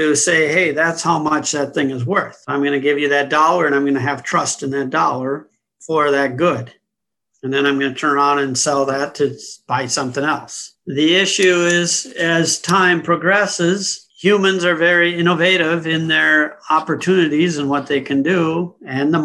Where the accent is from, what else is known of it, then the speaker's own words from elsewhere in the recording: United States; also born or lived in London; I was born and raised in the U.S.